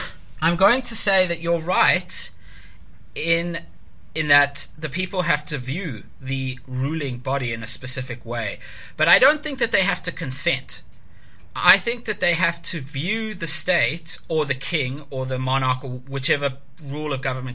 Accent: South Africa; being South African

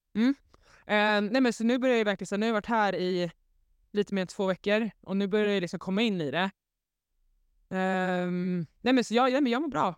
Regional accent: Svedala, Skåne, Sweden; Äntligen hemma i Slödala

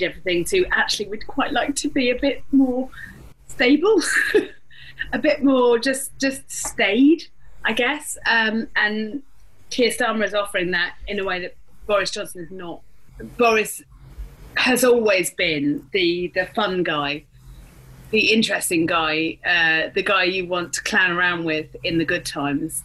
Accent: London, United Kingdom; I'm from North London, which is the posher bit of London.

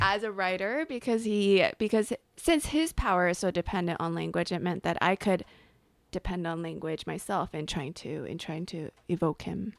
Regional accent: on the border of LA and Orange Counties, Southern California, United States; moved away as an adult; I grew up in Southern California in a small town on the border, outside of L A, um, on the border of L A and Orange Counties

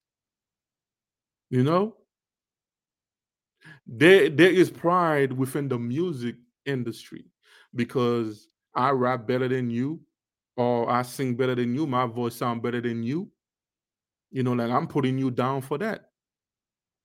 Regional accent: Haiti; now in United States; Us Haitian, right? There is a lot of us. We actually was born in Haiti. We grew up in Haiti.

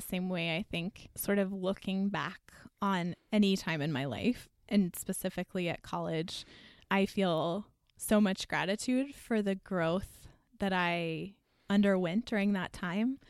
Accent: Texas, United States; moved away as an adult; I'm from Texas

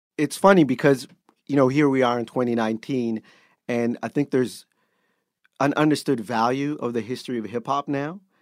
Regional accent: Canada; being Canadian

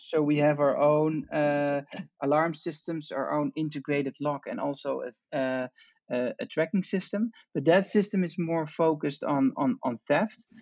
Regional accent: Amsterdam, North Holland, Netherlands; I'm from from Amsterdam, from the Netherlands

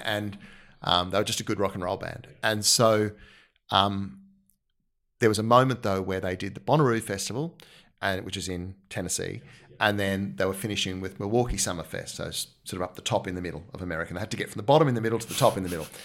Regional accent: Australia; as an Australian

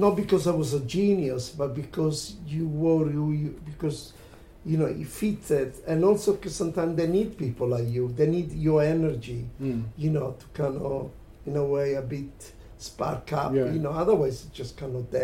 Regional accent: Italy; now in London, United Kingdom; I was coming from Italy

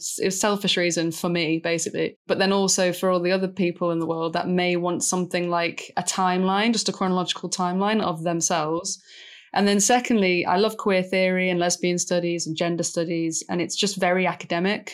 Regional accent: Manchester, North West England, United Kingdom; I'm from Manchester, which is a big gay-friendly city. But really, where I was from on a council estate, one of the roughest council estates in the city

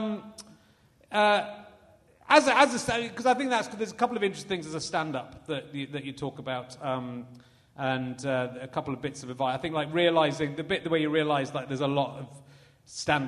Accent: Somerset, South West England, United Kingdom; also born or lived in Yorkshire; I was born in Yorkshire and moved out of Yorkshire when I was four as well, so... I grew up in Somerset

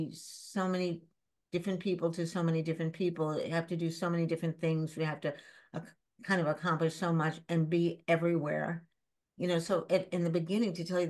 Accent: New York City, New York, United States; also born or lived in Shanghai; I grew up in the East Village after Shanghai.

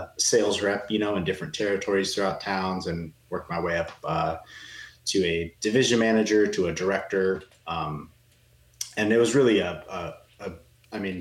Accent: Portland, Oregon, United States; moved away as an adult; also born or lived in Southern California / Arizona; I was born and raised in Portland, Oregon. You know, so a Northwest guy at heart

